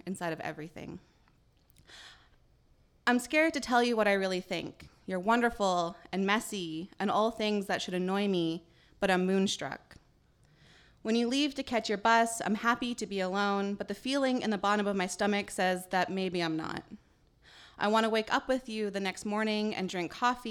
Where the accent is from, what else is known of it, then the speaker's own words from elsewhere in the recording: northeastern British Columbia, Canada; also born or lived in Île-à-la-Crosse, Saskatchewan; I grew up in Treaty 8 Territory, northeastern BC, but my family is originally from Isle of Cross or Sagidawak in our language, which is in northern Saskatchewan